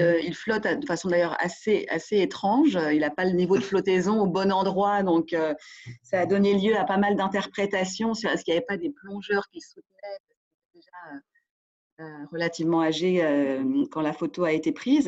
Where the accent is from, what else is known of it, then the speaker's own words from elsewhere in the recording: France; moved away as an adult; also born or lived in Wuhan, China / Shanghai, China / Beijing, China; quand on est français en Chine